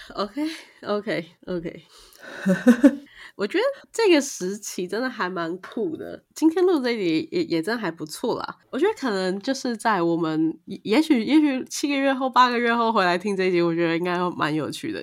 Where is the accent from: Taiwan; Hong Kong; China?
Taiwan; 作为一个台湾人